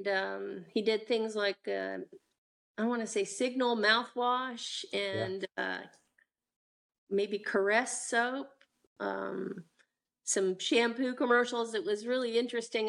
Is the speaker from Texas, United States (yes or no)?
no; Vienna, Virginia, United States; also born or lived in Washington, D.C. / Falls Church, Virginia; And we grew up, uh, I was born and we lived in Falls Church for a time, and then we moved to Vienna, Virginia when I was three